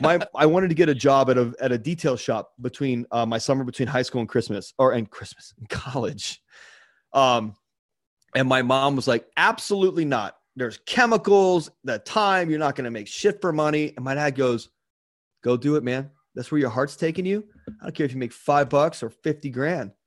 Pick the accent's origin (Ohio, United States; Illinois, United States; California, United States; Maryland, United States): Maryland, United States; Baltimore; the town I grew up in in Baltimore